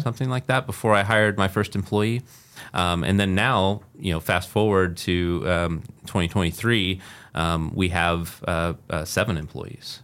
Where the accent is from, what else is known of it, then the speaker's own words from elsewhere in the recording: Muncie, Indiana, United States; also born or lived in Las Vegas, Nevada / Carmel, Indiana / Fishers, Indiana; I grew up in Muncie, Indiana and then lived in Las Vegas and then, uh, also, uh, back here in, in the, uh, Carmel area and, and Fishers.